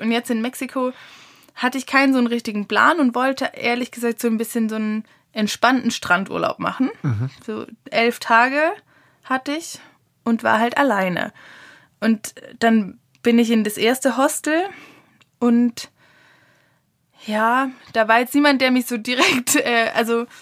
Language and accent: German; Germany; wir Deutschen sind halt einfach nur mal, glaube ich, ein Volk, die privilegiert sind, viel zu reisen